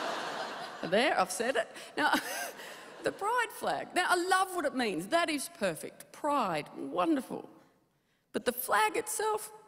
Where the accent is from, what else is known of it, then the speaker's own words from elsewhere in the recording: Tasmania, Australia; I'm from Tasmania. There was no real stand-up scene there.